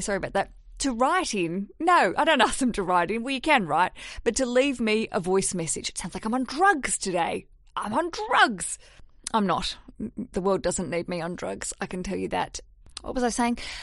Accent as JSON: {"language": "English", "country": "Australia", "moved": "as an adult", "lives_now": "London, United Kingdom", "said": "I'm Australian"}